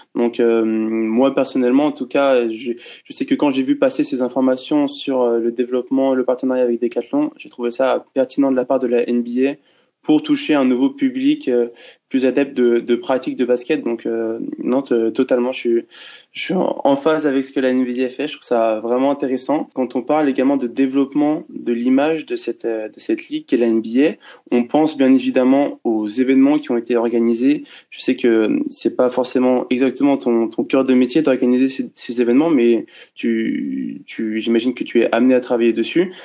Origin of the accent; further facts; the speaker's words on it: France; nous, en tant que Français fans de basket